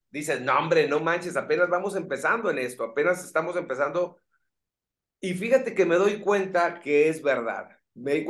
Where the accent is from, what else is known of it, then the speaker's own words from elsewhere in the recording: Colonia Juárez, Sinaloa, Mexico; somos del mismo barrio, fíjate, somos de la Juárez, Sinaloa, de la colonia Juárez.